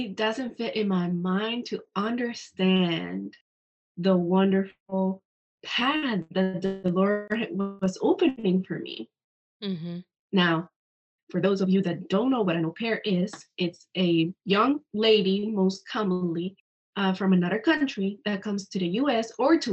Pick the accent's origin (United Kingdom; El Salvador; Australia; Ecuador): Ecuador; moved away; I'm from Ecuador, so I speak Spanish.